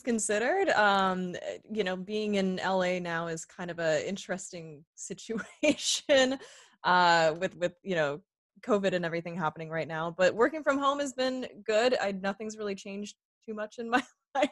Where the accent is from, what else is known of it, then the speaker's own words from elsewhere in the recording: Sarnia, Ontario, Canada; accent: Canadian; moved away as an adult; also born or lived in Toronto; now in Los Angeles, United States; growing up in Sarnia